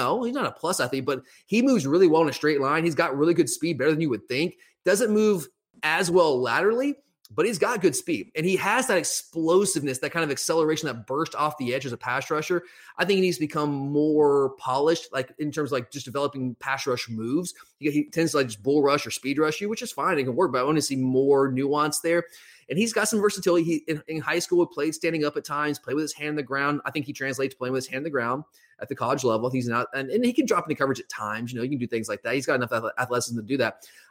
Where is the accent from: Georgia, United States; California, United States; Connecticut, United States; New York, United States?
Georgia, United States; Gwinnett County; I mean, I grew up in Gwinnett County.